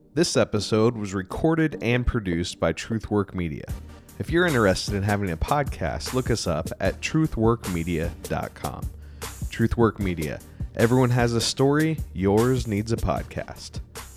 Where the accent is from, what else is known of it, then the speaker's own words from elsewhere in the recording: Kansas, United States; now in Arizona, United States; I'm from Kansas